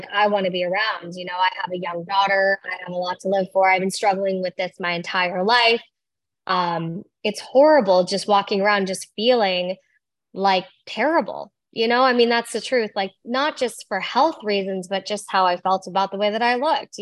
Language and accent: English; Iowa, United States; I was born in Iowa